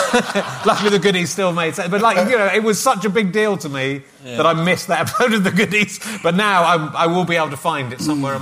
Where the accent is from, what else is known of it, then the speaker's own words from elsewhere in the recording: Yorkshire and the Humber, United Kingdom; I'm a Yorkshireman